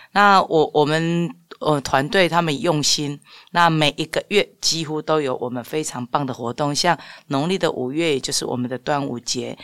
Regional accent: Changhua County, Taiwan; 应该是我们彰化人是非常的好客，非常热情的

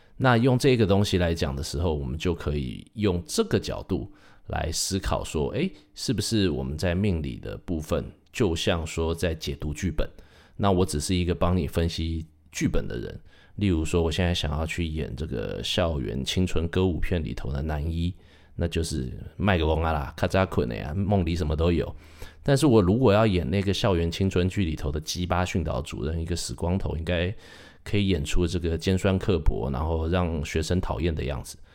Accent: Taiwan; 我是土生土长，在台湾念书长大的

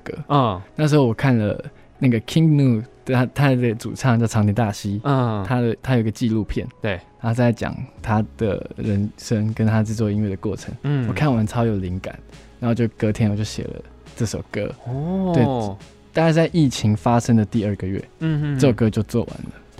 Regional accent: Yuanli, Miaoli County, Taiwan; first language Taiwanese Hokkien; Chinese is a second language; 我是苑里人， {S0} 哦，是苑里人， {S1} 对，然后所以我们从小就是讲台语长大的

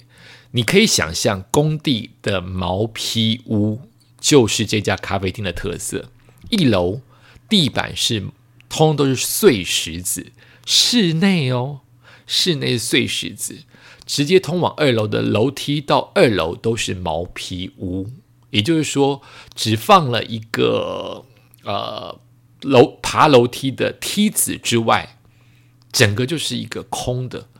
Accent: Taiwan; also born or lived in Tokyo, Japan / Bangkok, Thailand; 它毕竟是我的故乡之一，我的故乡是台湾，是东京，是曼谷，所以再次回去就会觉得很开心

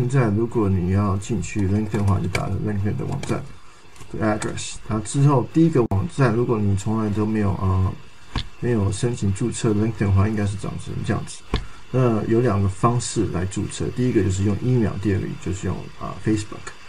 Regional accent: Canada; 啊，我是一个从加拿大来的华侨。

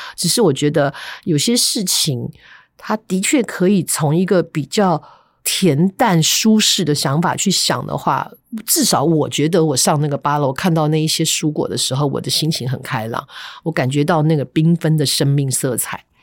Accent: Taipei, Taiwan; 以前小时候住在台北嵩山那一带，那附近太多山了

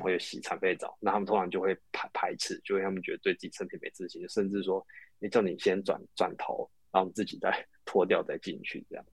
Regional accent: Taiwan; 我们台湾人大部分都会被所谓的 A 片的给迷失

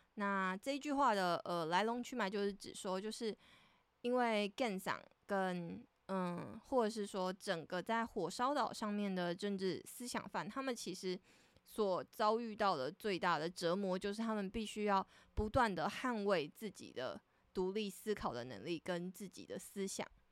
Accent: Taitung, Taitung County, Taiwan; 我是台东人

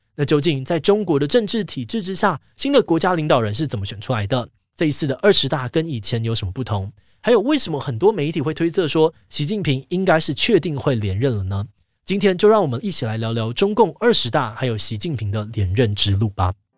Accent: Taiwan; 我们身为台湾人

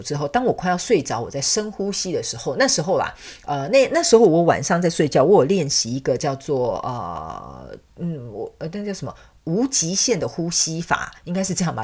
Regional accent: southern Taiwan, Taiwan; moved away as an adult; also born or lived in Taipei, Taiwan; now in Canada; 我是南部人，我是从南部的乡下小孩，我就直接去，呃，台湾的所谓的所， 大都市，就是首都台北嘛

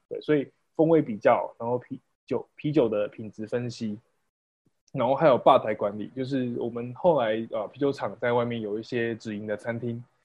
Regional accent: rural Pingtung, Pingtung County, Taiwan; also born or lived in United Kingdom; 我是一个在屏东乡下长大的孩子

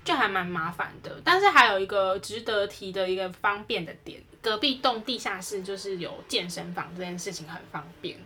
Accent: Taiwan; 我们是台湾来的

